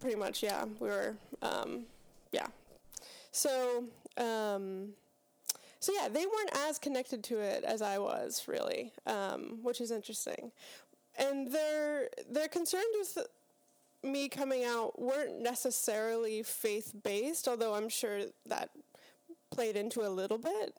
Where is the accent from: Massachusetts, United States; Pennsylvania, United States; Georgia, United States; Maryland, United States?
Pennsylvania, United States; Pittsburgh; So, I grew up in Pittsburgh, Pennsylvania, uh, Western P A.